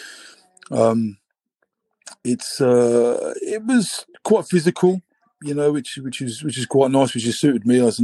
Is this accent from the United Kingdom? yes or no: yes; England, United Kingdom; I'm English.